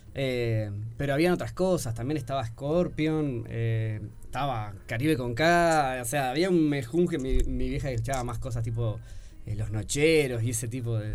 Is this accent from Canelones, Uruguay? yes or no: yes; Progreso, Canelones, Uruguay; also born or lived in Montevideo; Yo soy de Progreso, de Canelones